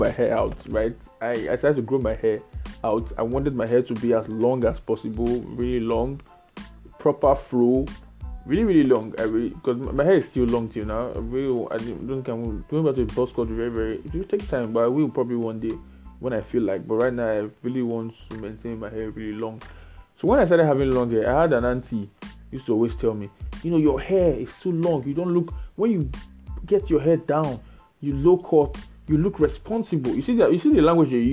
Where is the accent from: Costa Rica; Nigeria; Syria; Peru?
Nigeria; I'm Nigerian. I can only speak about Nigerian things. So I don't know. I didn't grow up in any other society but Nigeria, and I know Nigeria very well